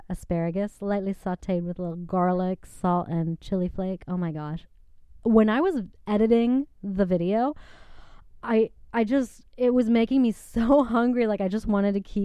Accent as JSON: {"language": "English", "region": "Michigan", "country": "United States", "tie": "born or raised there", "moved": "yes", "lives_now": "Los Angeles, United States", "said": "growing up in Michigan"}